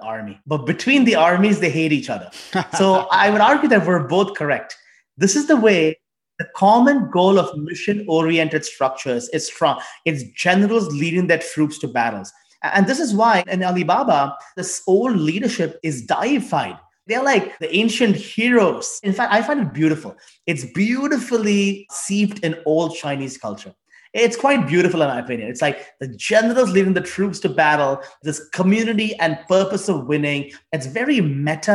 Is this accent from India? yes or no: yes; India; also born or lived in China; now in United States; I grew up in India